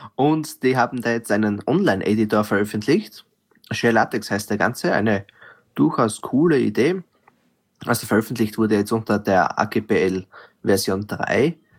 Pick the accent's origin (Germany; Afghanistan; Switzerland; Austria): Austria; als Österreicher